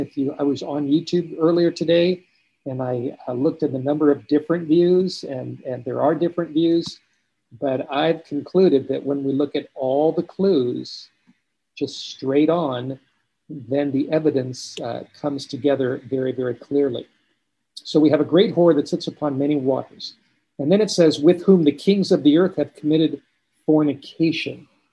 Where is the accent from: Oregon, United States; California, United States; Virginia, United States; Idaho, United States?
California, United States; Los Angeles; moved away; I grew up in California, grew up in Los Angeles, I uh, grew up in the Hollywood Hills